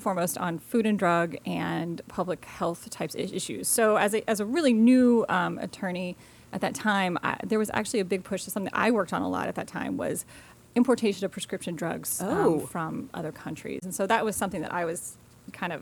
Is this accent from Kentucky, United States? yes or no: yes; Louisville, Kentucky, United States; moved away as an adult; also born or lived in Wisconsin / East Coast; now in Williamsburg, United States; I'm from Kentucky. I grew up in Kentucky, Louisville, Kentucky